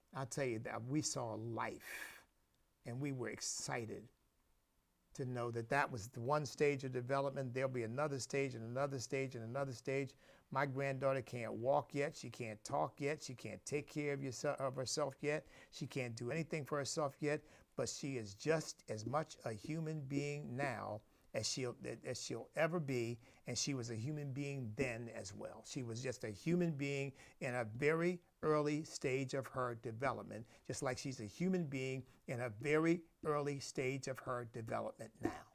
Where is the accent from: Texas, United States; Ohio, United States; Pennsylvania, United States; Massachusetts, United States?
Pennsylvania, United States; moved away; I grew up in Pennsylvania